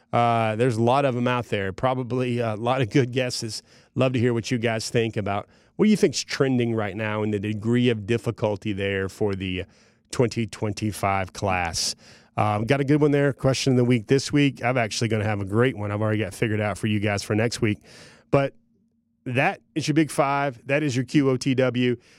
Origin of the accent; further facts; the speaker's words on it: North Georgia, United States; where I grew up in North Georgia